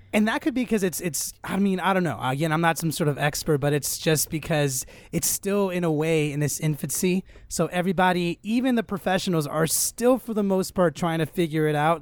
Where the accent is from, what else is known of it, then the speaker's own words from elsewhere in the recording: Los Angeles, California, United States; I grew up here in Los Angeles, born and raised